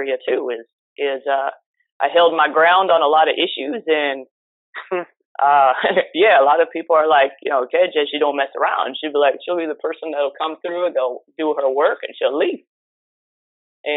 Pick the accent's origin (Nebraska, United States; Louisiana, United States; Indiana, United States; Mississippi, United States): Nebraska, United States; moved away as an adult; now in Miami, United States; I'm originally from Nebraska